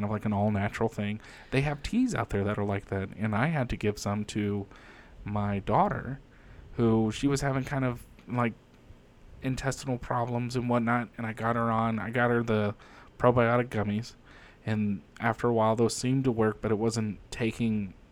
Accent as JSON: {"language": "English", "country": "United States", "said": "I'm an American first, but you know, when you dig deep and you do your genealogy and you find out, well, I'm also Irish and I'm Swedish"}